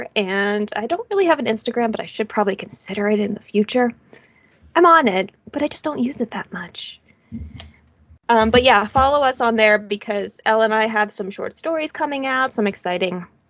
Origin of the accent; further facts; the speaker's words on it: United States; As an American